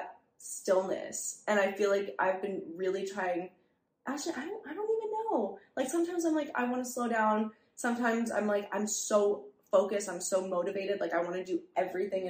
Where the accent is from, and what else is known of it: New York City, New York, United States; born or raised there